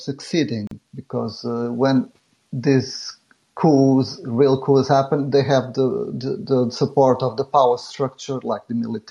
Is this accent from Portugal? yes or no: yes; Portugal; I'm actually from Portugal